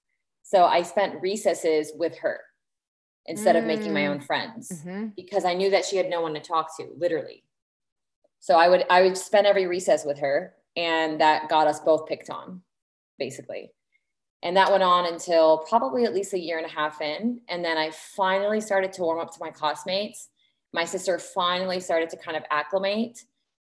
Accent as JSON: {"language": "English", "country": "Lebanon", "tie": "born or raised there", "also_born_or_lived": "Indianapolis, United States", "said": "So my parents are both Lebanese, and I was born in Indianapolis in the United States. And then we moved to Lebanon when I was just turning 9. Very awkward time to move to a new country"}